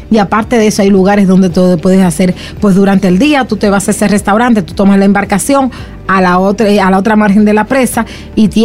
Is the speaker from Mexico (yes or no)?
no; Salcedo, Hermanas Mirabal, Dominican Republic; born or raised there